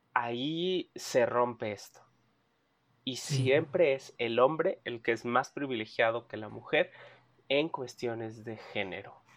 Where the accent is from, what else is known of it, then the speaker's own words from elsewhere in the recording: Mexico City, Mexico; yo nací enfrente de Tepito, en Tlatelolco, fui a una escuela pública